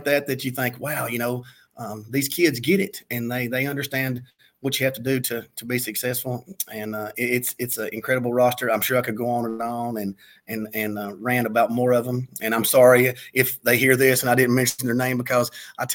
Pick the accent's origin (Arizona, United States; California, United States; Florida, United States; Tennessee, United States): Tennessee, United States; Lenoir City; we're both from East Tennessee. He's from Harriman and I'm from Lenore City. And we grew up playing Little League football against each other from the time we were 5 years old all the way through high school.